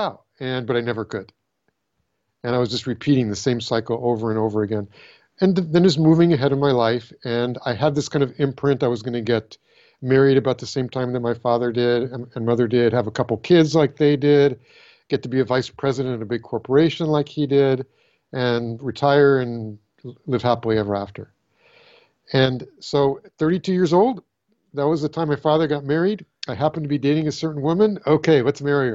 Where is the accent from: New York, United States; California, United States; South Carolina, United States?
California, United States; So I was born in California